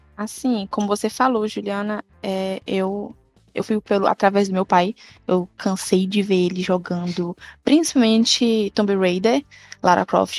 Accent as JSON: {"language": "Portuguese", "town": "Parnaíba", "region": "Piauí", "country": "Brazil", "said": "Eu sou aqui de Parnaíba, Piauí, nordestina."}